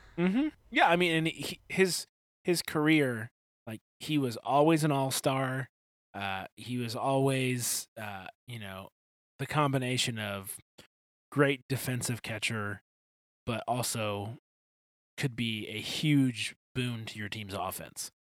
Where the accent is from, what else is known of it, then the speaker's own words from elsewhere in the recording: Detroit, Michigan, United States; I'm from Detroit